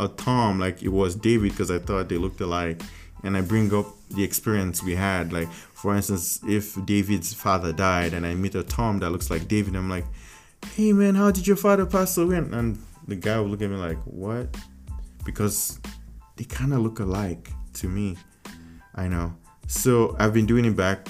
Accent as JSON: {"language": "English", "region": "Lagos", "country": "Nigeria", "also_born_or_lived": "Wisconsin", "moved": "yes", "lives_now": "United States", "said": "I was from Africa, like Nigeria, Lagos, Africa."}